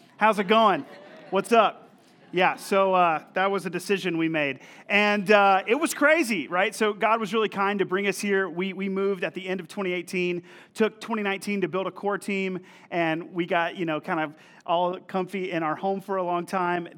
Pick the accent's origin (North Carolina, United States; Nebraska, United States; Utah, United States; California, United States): North Carolina, United States; also born or lived in Missouri; I'm from North Carolina, actually from the town that we planted in, and I moved to Missouri to go to a small Bible college